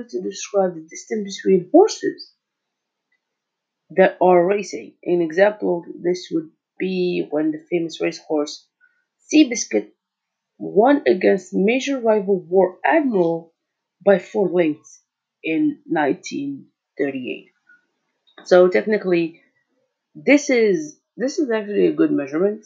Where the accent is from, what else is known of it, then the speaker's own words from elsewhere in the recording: Algeria; I'm from Algeria, so I'm African